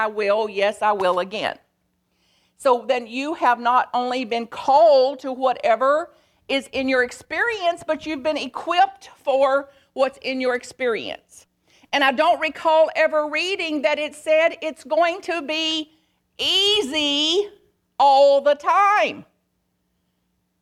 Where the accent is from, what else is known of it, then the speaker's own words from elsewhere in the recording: Bug Tussle, Kentucky, United States; I am from Bug Tussle, Kentucky